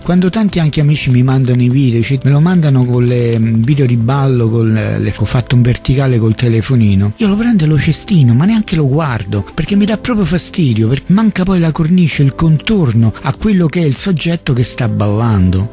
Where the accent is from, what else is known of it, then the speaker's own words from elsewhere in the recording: Rome, Lazio, Italy; io sono nato a Centocelle, a Via dei Gelsi, dove una volta c'era la caserma di polizia